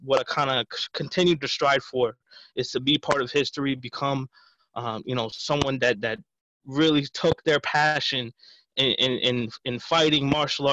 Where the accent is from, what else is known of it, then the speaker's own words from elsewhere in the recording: Ronkonkoma, New York, United States; I was born and raised in Long Island, so specifically Ronkonkoma